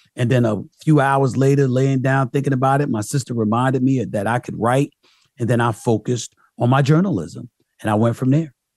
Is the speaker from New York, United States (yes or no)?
yes; New York City, New York, United States; also born or lived in Archdale, North Carolina / Philadelphia; I'm back in my hometown, New York, instead of being a native New Yorker stuck in Archdale, North Carolina